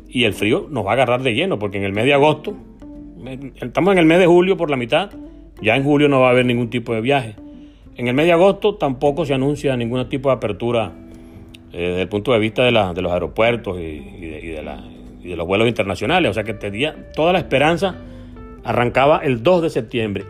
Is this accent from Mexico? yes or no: no; Venezuela; accent: Venezuelan; moved away as an adult; also born or lived in Argentina; nuestro acento extraño para ellos